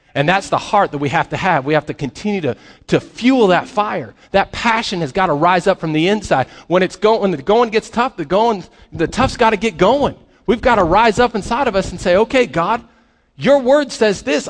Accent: Colorado, United States; I grew up in Colorado

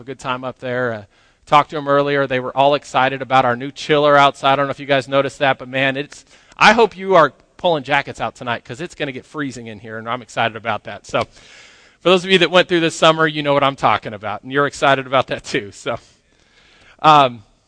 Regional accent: Grand Junction, Colorado, United States; moved away as an adult; also born or lived in New Mexico; now in Lubbock, United States; I grew up in Grand Junction, Colorado

